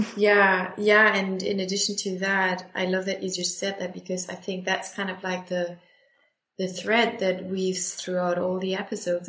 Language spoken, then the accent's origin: English; Bochum, North Rhine-Westphalia, Germany; my hometown Bochum